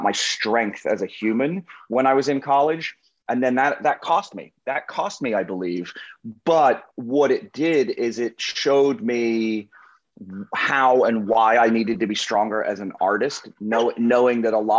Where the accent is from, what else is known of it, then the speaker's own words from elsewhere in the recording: England, United Kingdom; So I was born and raised in England